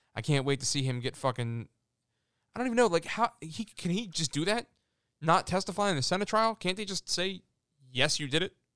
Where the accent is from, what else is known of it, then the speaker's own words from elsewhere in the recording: Philadelphia, Pennsylvania, United States; I'm from Philly